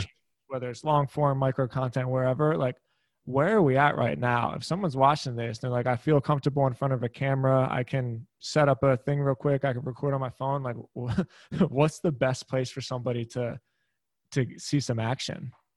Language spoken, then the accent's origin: English; Philadelphia, Pennsylvania, United States; first language English; we grew up in Philly